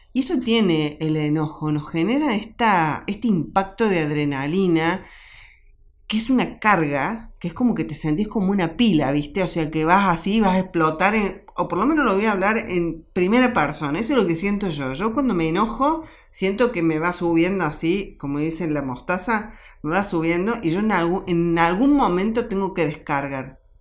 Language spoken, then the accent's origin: Spanish; Argentina; yo hoy como, como mamá, como argentina